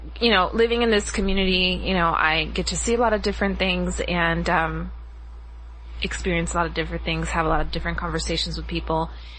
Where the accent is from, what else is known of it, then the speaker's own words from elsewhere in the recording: Las Vegas, Nevada, United States; moved away as an adult; now in Los Angeles, United States; I grew up in Las Vegas, Nevada. Born and raised there. Moved out to Los Angeles in, when I was about 25.